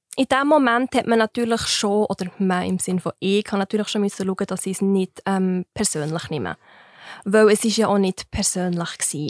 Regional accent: Wileroltigen, Bern, Switzerland; Ich bin gerade, ähm, an der Grenze vom Kanton Bern zum Kanton Fribourg aufgewachsen

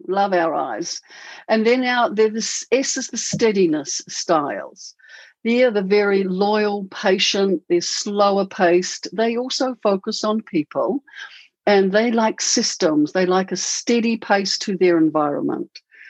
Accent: New Zealand; now in Auckland, New Zealand; I bought him over from a big city in Melbourne to a little tiny 60,000 community where I was born. Yeah, that's where we stayed for 5 years, and now we're living in Auckland.

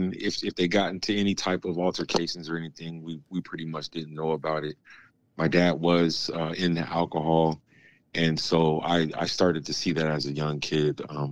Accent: Jacksonville, Florida, United States; born there; also born or lived in San Diego; I was born here in Jacksonville, Florida, but my dad was in the military, so we moved around just a little bit, but we ended up pretty much spending the last part of his career in San Diego, California

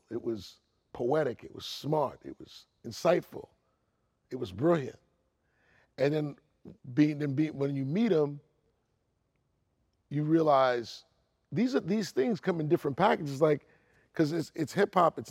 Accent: New York City, New York, United States; I'm from Queens, so we live like 3 miles from each other.

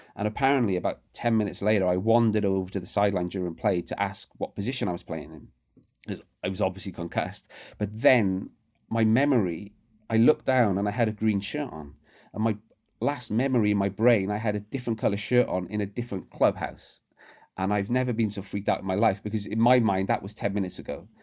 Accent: Barry, Wales, United Kingdom; My hometown, Barry, uh, is not a rugby town

